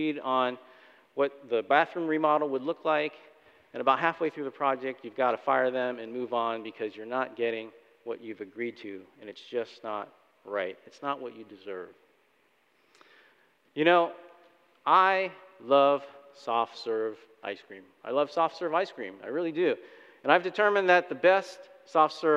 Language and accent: English; Florida, United States; moved away as an adult; also born or lived in Chicago suburbs, Illinois; Debbie and I were born and raised in Florida